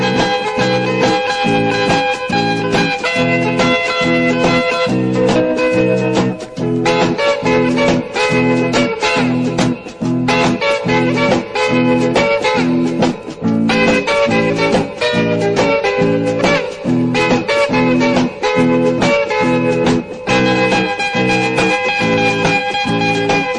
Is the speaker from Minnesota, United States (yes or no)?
no; New York City, New York, United States; a teenager growing up in New York City.